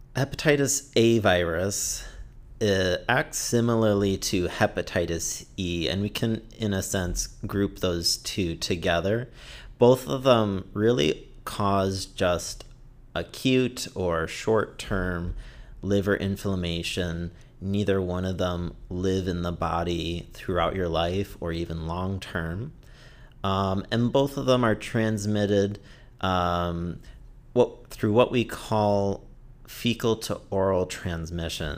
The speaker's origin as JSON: {"language": "English", "town": "Detroit", "region": "Michigan", "country": "United States", "tie": "born or raised there", "also_born_or_lived": "Florida / Massachusetts", "moved": "as an adult", "lives_now": "Portland, United States", "said": "I grew up in Michigan, suburbs of Detroit"}